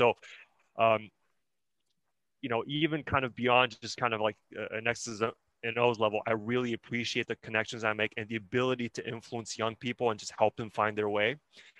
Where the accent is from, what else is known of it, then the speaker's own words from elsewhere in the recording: Canada; also born or lived in China; I was born in China. My parents and I moved to Canada when I was 6 or 7 years old.